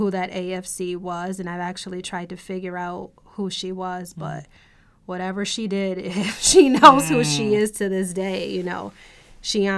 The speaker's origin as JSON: {"language": "English", "town": "Buffalo", "region": "New York", "country": "United States", "tie": "born or raised there", "said": "I am a Buffalonian. I was born in the city of Buffalo. I grew up in the city until I left to go to law school"}